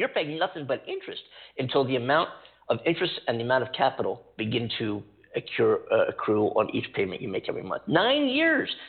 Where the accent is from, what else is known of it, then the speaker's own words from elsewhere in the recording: East Coast, United States; also born or lived in New York City; now in California, United States; I live in California. I came from the East Coast. I lived in New York City